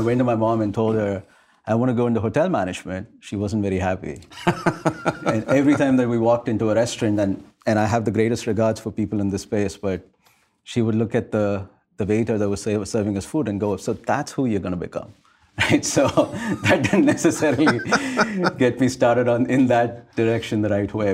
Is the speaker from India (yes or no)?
yes; India; moved away; I grew up in India, rather, at a time when India was just about globalizing.